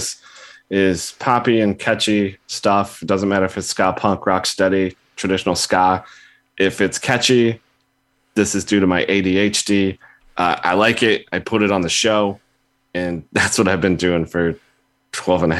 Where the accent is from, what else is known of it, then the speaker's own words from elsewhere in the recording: Illinois, United States; I'm from Illinois